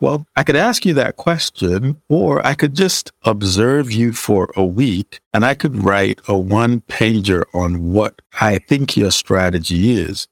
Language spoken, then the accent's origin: English; Nigeria; moved away; I'm originally Nigerian